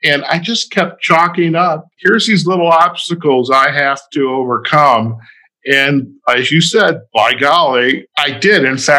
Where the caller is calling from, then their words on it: Las Vegas, Nevada, United States; You went to Maine, and now I am recording from Las Vegas.